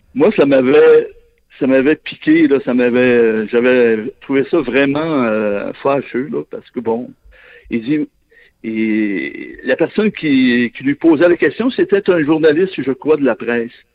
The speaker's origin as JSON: {"language": "French", "town": "Saguenay", "region": "Quebec", "country": "Canada", "tie": "born or raised there", "said": "je viens de là, je suis originaire du Saguenay"}